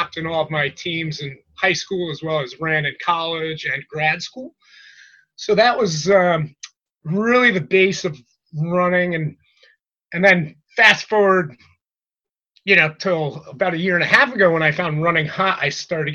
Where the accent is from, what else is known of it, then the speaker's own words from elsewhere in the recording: Trumbull, Connecticut, United States; I'm from Trumbull, Connecticut, born and raised